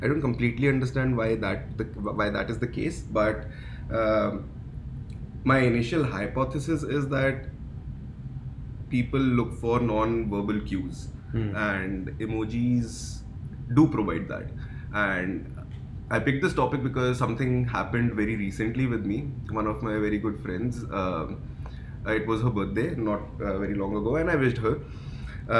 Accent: India; also born or lived in Dubai / Canada; now in Toronto, Canada; I am originally from India

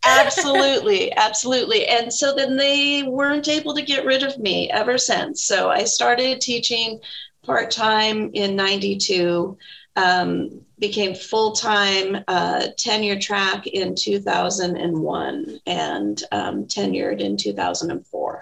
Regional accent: Tacoma, Washington, United States; also born or lived in Bellingham; I am from Tacoma and I went off to Bellingham for my undergraduate degree at Western Washington University. And then my husband and I moved back to Tacoma.

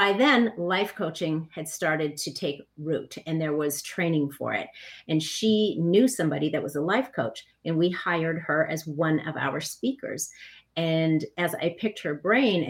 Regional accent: Minneapolis, Minnesota, United States; I grew up in Minneapolis

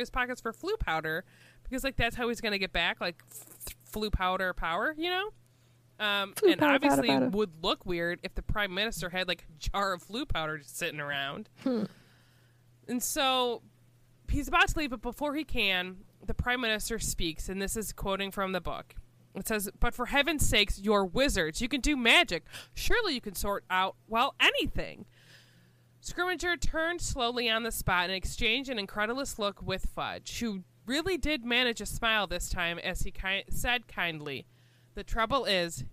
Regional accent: United States; I'm an American

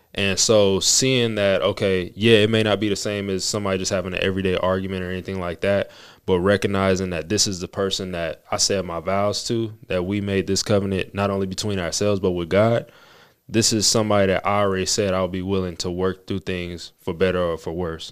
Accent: Las Vegas, Nevada, United States; We both were born and raised in Las Vegas

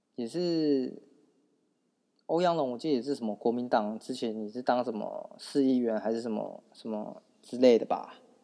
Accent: Taiwan; 我们台湾人

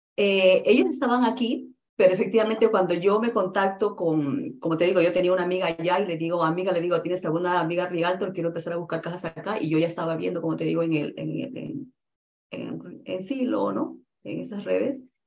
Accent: Peru; now in United States; yo soy de Perú

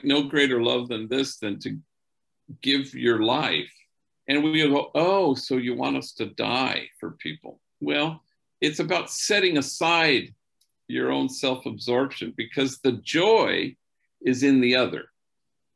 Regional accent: Los Angeles, California, United States; growing up in Los Angeles

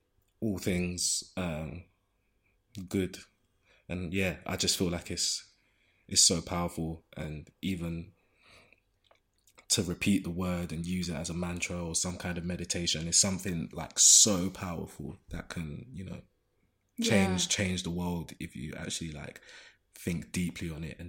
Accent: London, United Kingdom; And then there's a flip side of growing up in Zone 1 in Shoreditch in Old Street.

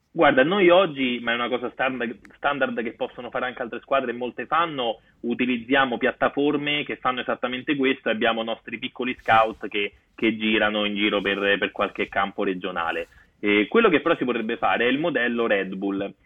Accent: Rome, Lazio, Italy; io sono di Corso Trieste a Roma

